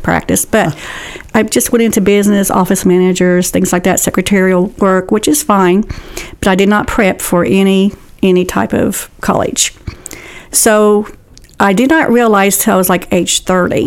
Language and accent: English; Portsmouth, Ohio, United States; also born or lived in Kentucky; now in Ashland, United States; I was born in Ohio, Portsmouth